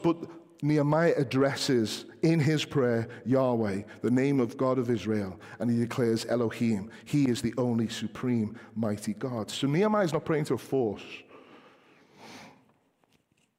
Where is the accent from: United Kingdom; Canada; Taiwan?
United Kingdom; England; us as English people